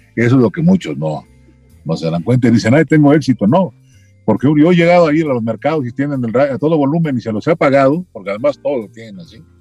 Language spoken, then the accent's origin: Spanish; Mexico City, Mexico; accent: chilango; also born or lived in Chilpancingo, Guerrero; nací en Chilpancingo, Guerrero. Ah, pero vivo paisano. En vivo en la Ciudad de México desde los cuatro años, ¿sí? O sea que soy más chilango